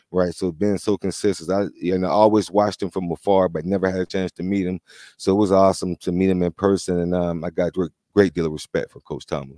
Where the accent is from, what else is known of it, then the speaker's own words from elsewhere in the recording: Florida, United States; moved away; I grew up in Florida